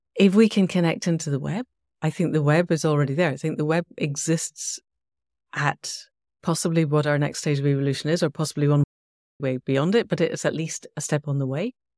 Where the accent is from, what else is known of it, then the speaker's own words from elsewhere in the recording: Scotland, United Kingdom; I'm Scottish. I was in Scotland at the time.